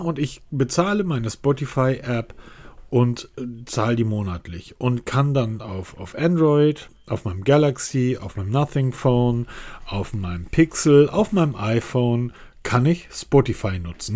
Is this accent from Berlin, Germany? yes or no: no; Hamburg, Germany; ich bin Hamburger. Das heißt, als ich bin Hamburger, Hanseat, wir sind eine alte Kaufmannsstadt